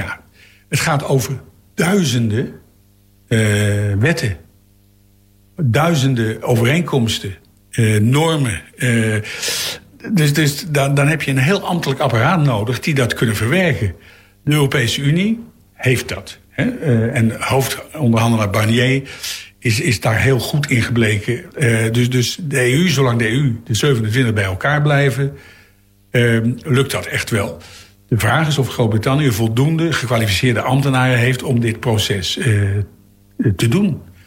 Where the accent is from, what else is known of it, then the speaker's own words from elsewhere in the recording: The Hague, South Holland, Netherlands; als Hagenaars